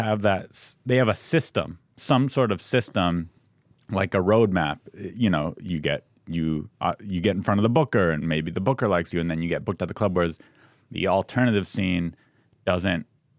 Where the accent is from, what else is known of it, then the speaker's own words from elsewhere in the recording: San Diego, California, United States; moved away as an adult; also born or lived in Santa Cruz; now in Los Angeles, United States; I'm from San Diego, went to college in Santa Cruz, Northern California.